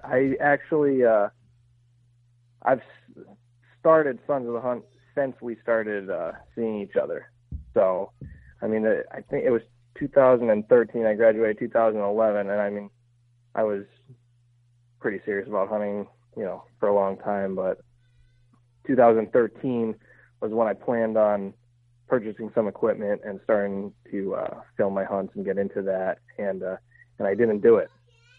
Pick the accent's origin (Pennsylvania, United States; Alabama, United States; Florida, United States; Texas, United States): Pennsylvania, United States; I grew up hunting in Pennsylvania, and my dad had me into everything.